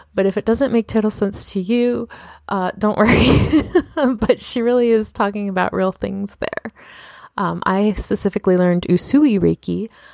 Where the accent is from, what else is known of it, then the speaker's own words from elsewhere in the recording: Baltimore, Maryland, United States; I'm from Baltimore.